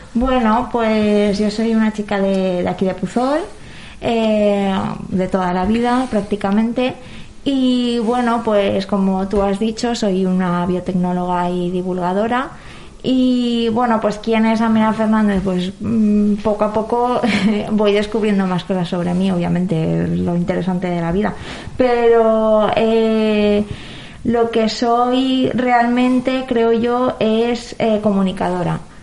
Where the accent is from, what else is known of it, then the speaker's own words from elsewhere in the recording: Valencian Community, Spain; como valenciano